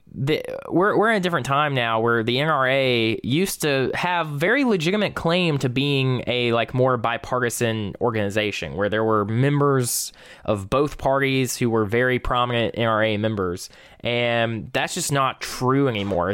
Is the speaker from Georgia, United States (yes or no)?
yes; South Georgia, United States; I am from South Georgia.